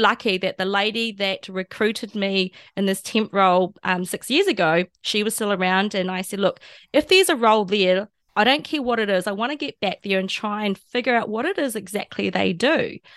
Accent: Taranaki, New Zealand; now in Japan; my hometown in New Zealand where I grew up

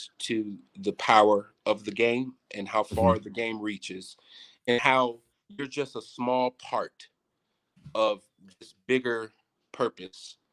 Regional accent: United States; as an American

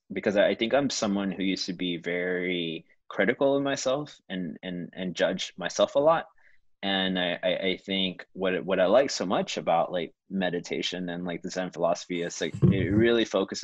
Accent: Houston, Texas, United States; now in Chicago, United States; growing up in Houston, I didn't have that many friends who were Asian and creative

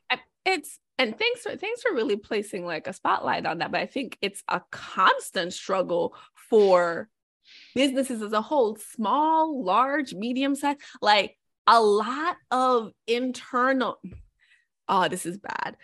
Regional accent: Jamaica; born or raised there; moved away as an adult; now in United States

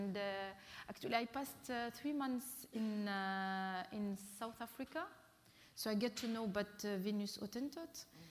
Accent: Bahrain; I came from Bahrain when I was, with the, I met other artists from Palestine, and actually I spent 1 month in Palestine.

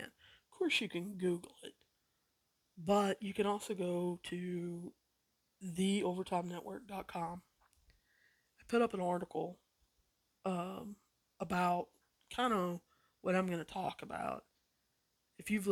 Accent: West Virginia, United States; I grew up probably 30, 45 minutes away from Point Pleasant

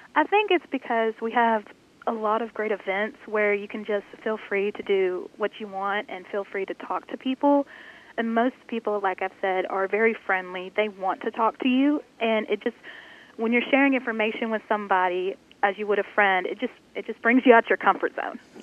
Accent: Senatobia, Mississippi, United States; I am from the Senatobia area, so right around the main campus of Northwest

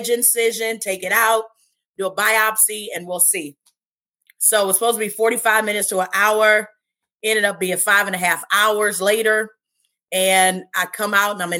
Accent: Cleveland, Ohio, United States; I was born and raised in Cleveland, Ohio. So I have been here my whole life

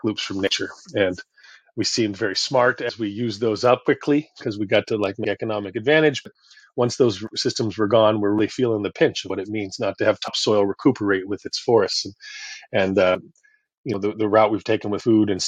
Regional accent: Oregon, United States; moved away as an adult; now in Costa Rica; I come from Oregon. I come from a place where, as I grew up in the 70s and 80s, I felt surrounded by nature

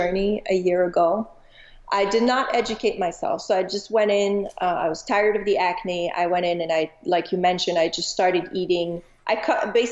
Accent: Montreal, Quebec, Canada; moved away as an adult; also born or lived in Chicago; now in Arizona, United States; I'm originally from Montreal, Canada.

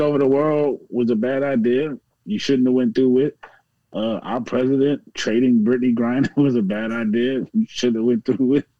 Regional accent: Virginia, United States; I'm from Virginia

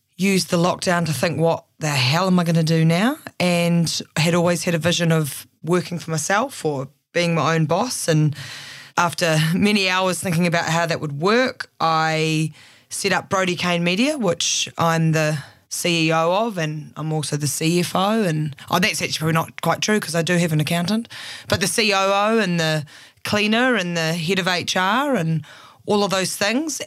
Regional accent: Christchurch, Canterbury, New Zealand; also born or lived in Auckland; now in Christchurch, New Zealand; I grew up in Christchurch, moved to Auckland once I finished journalism at the University of Canterbury.

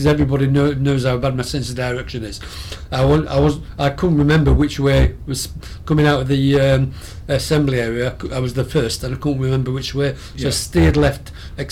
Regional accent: Burnley, North West England, United Kingdom; moved away as an adult; also born or lived in Rochester; I was born and bred in Burnley

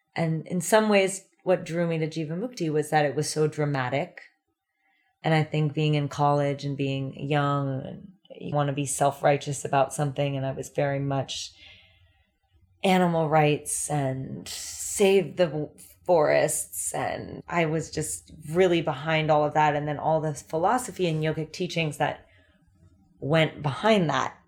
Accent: California, United States; moved away as an adult; also born or lived in New York City; growing up in California

